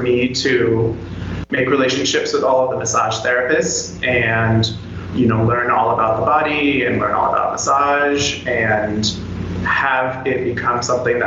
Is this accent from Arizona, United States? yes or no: yes; Tucson, Arizona, United States; moved away as an adult; now in Costa Rica; I was attending University of Arizona in Tucson, which is my hometown